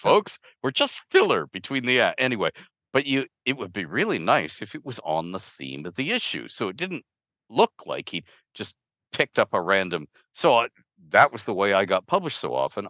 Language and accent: English; Canada; I'm Canadian